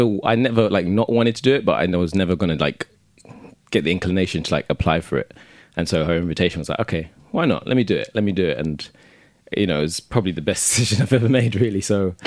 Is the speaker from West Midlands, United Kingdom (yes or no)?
no; London, United Kingdom; also born or lived in Hackney; I live in Hackney, mm-hmm. but I'm from Southeast London